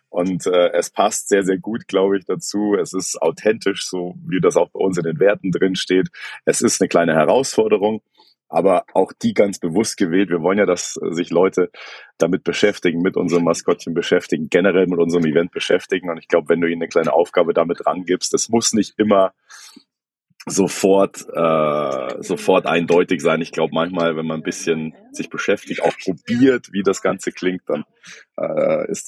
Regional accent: Hesse, Germany; ich glaube, als Hesse kriegt man es ganz gut hin.

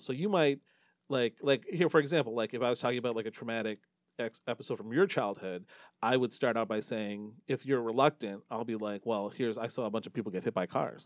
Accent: Novi, Michigan, United States; also born or lived in Dearborn Heights, Michigan; I grew up in Novi

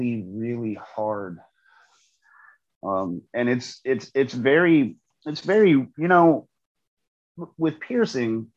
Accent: Indiana, United States; also born or lived in North Carolina / Atlanta / Oregon; now in St. Louis, United States; I'm originally from the Midwest, originally from Indiana, which my hometown from St. Louis is like 4 hours away

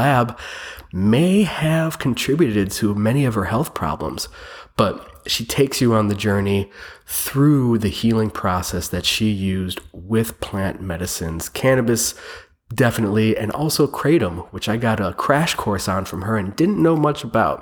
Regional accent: Cleveland, Ohio, United States; moved away as an adult; also born or lived in California / Austin, Texas; I moved across the country from Austin, Texas, to Cleveland, Ohio, back to where I grew up

